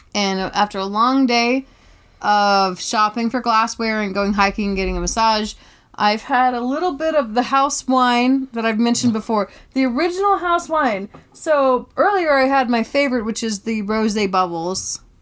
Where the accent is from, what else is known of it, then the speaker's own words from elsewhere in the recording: Tybee Island, Georgia, United States; I came from Tybee Island, Georgia